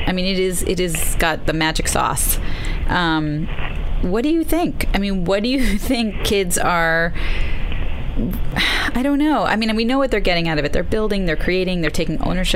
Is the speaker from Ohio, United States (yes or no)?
no; New York City, New York, United States; I grew up near Prospect Park